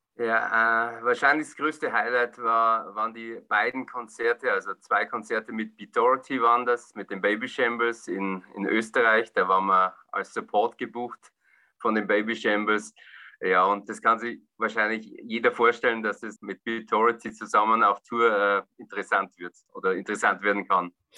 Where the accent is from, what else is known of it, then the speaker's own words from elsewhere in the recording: Bavarian Forest, Germany; In meiner Heimatstadt, im Furtwinwald, im Bayerischen Wald